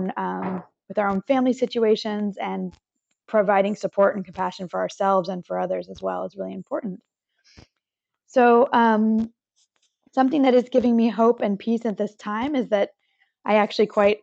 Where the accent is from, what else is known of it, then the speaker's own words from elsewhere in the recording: Santa Cruz, California, United States; now in Paris, France; I am from Santa Cruz, California in the United